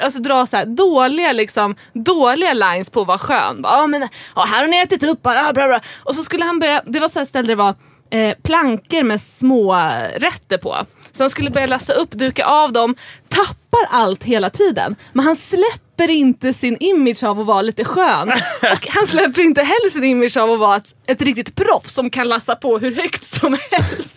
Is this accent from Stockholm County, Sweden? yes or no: yes; Dalarö, Stockholm County, Sweden; Jag är från Dalarö, det är pyttelitet